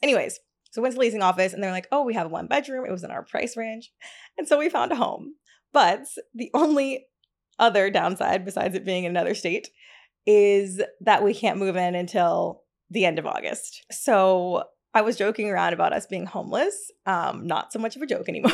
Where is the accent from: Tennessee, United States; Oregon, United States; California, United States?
Tennessee, United States; also born or lived in Hackensack, New Jersey / Atlanta, Georgia; now in Brooklyn, United States; I was actually born there in Hackensack, but I only lived there for, like, literally a week, and then my family moved to Tennessee.